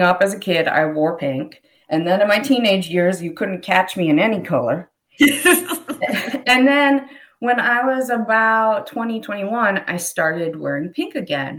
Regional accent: Pennsylvania, United States; I grew up in Pennsylvania

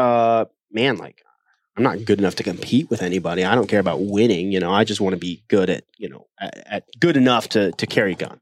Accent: Ohio, United States; moved away as an adult; also born or lived in South Korea / Iowa / China / Greenville, South Carolina; now in Wisconsin, United States; then I grew up the rest of my childhood in Ohio

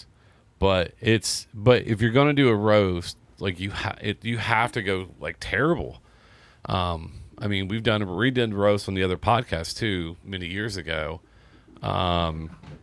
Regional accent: Seymour, Indiana, United States; moved away; I'm from Seymour.

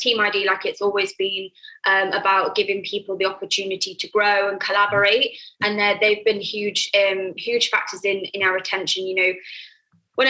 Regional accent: United Kingdom; moved away as an adult; now in Ibiza, Spain; I'm British. So I have a network in the UK

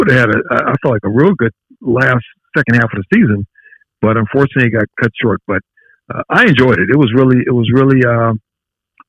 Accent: Carson, California, United States; I'm from Southern California. I grew up in Carson

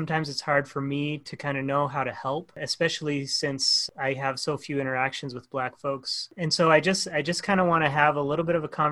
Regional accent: Montana, United States; also born or lived in Ohio; I grew up in Montana, and my family, they lived in Ohio for a while

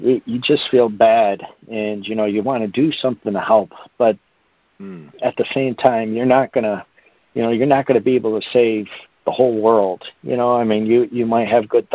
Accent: United States; being an American

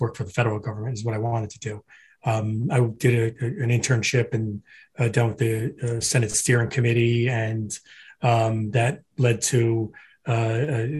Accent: Florham Park, New Jersey, United States; also born or lived in Newark, New Jersey / Hoboken, New Jersey; My parents are immigrants from Ireland, settled in Newark, New Jersey. That's where I was born. From there, I moved to Florham Park, New Jersey

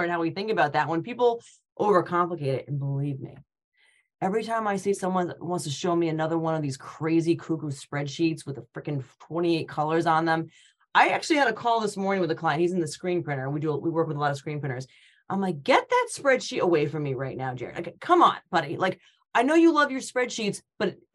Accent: Connecticut, United States; moved away as an adult; also born or lived in Rhode Island / Boston; I'm from Connecticut, but I went to school at University of Rhode Island

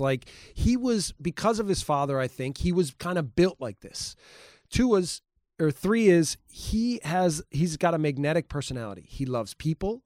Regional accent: Milwaukee, Wisconsin, United States; moved away; I grew up in Milwaukee, Wisconsin.

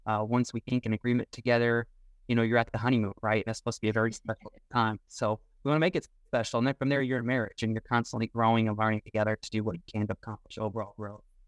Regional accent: Tucson, Arizona, United States; also born or lived in southern Indiana; now in Indiana, United States; I currently live in southern Indiana now, uh, but I grew up in Tucson, Arizona

